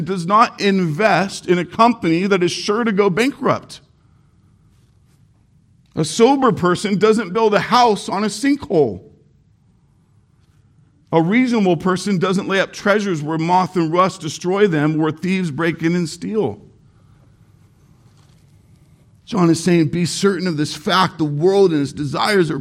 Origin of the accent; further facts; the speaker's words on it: Irvine, California, United States; I grew up in Irvine, very, very expensive, high-end city. Named the safest city in America many years.